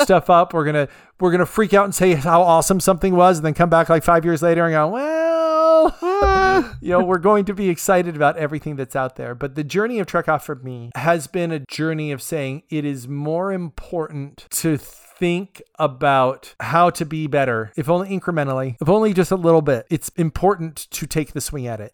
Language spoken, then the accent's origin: English; California, United States; I'm from California